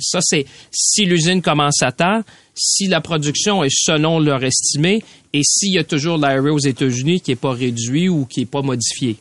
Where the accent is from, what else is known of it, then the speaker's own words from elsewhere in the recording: Mauricie, Quebec, Canada; moi je viens de la Mauricie